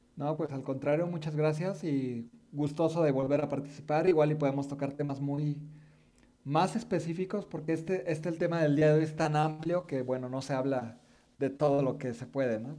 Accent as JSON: {"language": "Spanish", "country": "Mexico", "said": "siendo mexicanos"}